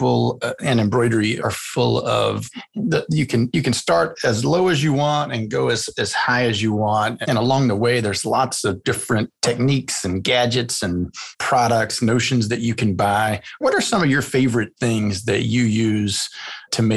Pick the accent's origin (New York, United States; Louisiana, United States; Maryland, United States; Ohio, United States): Louisiana, United States; I'm from Louisiana.